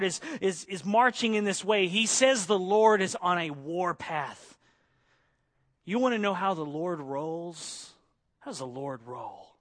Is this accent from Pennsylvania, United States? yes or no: no; Oklahoma, United States; moved away; I grew up in Oklahoma in Tornado Alley